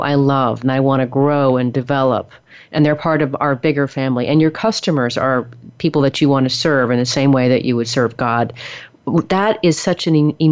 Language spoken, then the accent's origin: English; the Northwest, Pacific Northwest, United States; moved away as an adult; now in Texas, United States; I'm from the Northwest originally